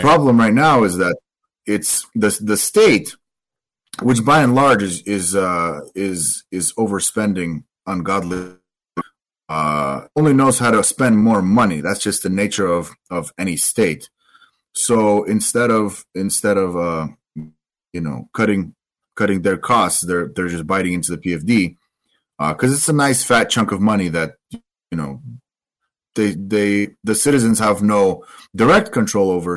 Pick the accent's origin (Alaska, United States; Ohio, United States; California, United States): Alaska, United States; Delta Junction; also born or lived in Vancouver, Washington; I grew up in Delta. Then I, then I moved to, to, uh, Vancouver, Washington for a few years, and then I moved back to Alaska